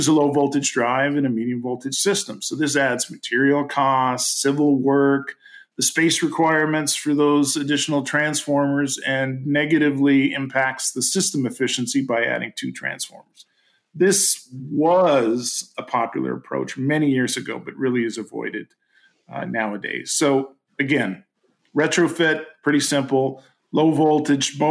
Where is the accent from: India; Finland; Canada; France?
Canada; I'm Canadian